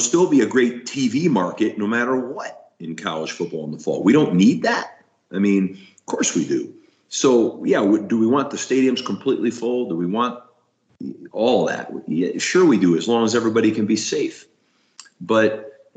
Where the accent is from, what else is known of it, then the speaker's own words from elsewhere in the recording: Northeast, United States; also born or lived in Florida; now in Colorado, United States; I'm from the Northeast